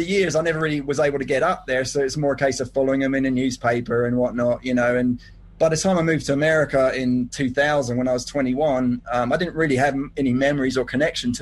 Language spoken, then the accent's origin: English; Hertfordshire, East of England, United Kingdom; also born or lived in Las Vegas, United States; now in Denver, United States; I grew up in Hertfordshire